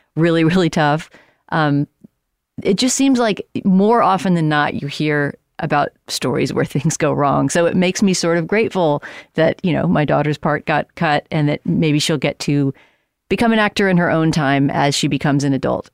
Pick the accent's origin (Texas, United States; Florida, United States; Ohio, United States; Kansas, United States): Texas, United States; San Antonio; moved away; I was in San Antonio, my hometown